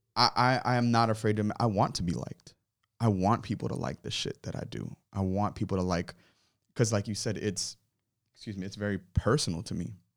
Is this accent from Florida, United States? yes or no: yes; Miramar, Florida, United States; also born or lived in Hollywood, Florida / Ives Dairy, Florida / Little Haiti, Florida; now in Fort Lauderdale, United States; I was born, um, in, uh, Hollywood, raised in Miramar, uh, for like the first fifteen years of my life